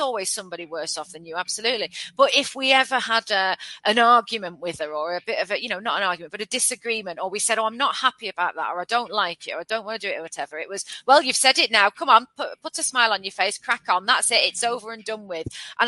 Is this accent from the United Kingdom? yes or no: yes; United Kingdom; we're very British